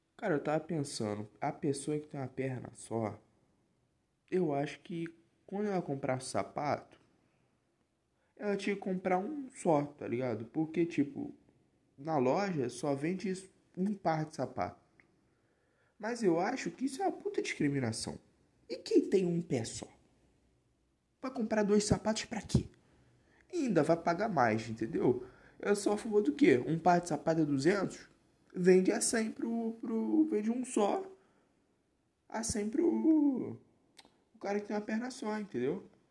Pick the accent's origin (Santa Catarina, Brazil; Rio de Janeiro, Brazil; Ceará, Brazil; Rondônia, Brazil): Rio de Janeiro, Brazil; Nova Iguaçu; eu sou do Rio, eu sou da região metropolitana aqui do Rio, de Nova Iguaçu e tudo, da Baixada